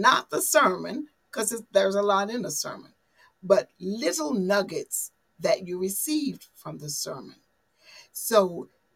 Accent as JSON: {"language": "English", "region": "the South", "country": "United States", "said": "I'm a Southerner"}